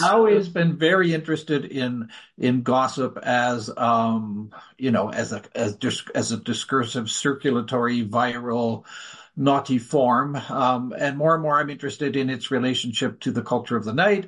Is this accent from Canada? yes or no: yes; Canada; as a Canadian